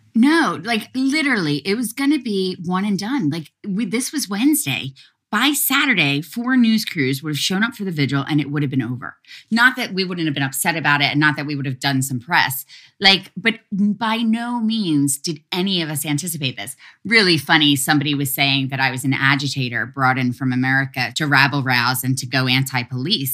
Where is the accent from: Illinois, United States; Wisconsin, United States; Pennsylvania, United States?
Pennsylvania, United States; Philadelphia; moved away; I'm from Philly